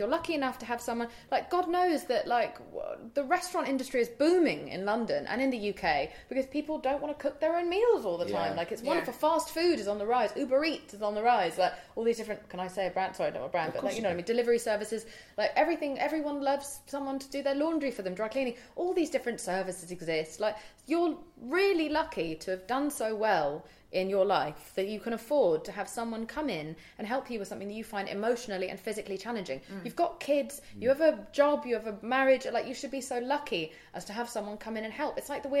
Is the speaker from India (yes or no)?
yes; India; Because I'm from India